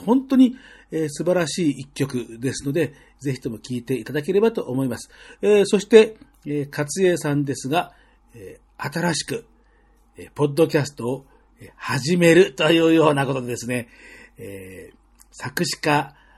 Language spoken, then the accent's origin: Japanese; Tokyo, Japan; 僕も、あの、もうずっと東京の生まれ育ちなんで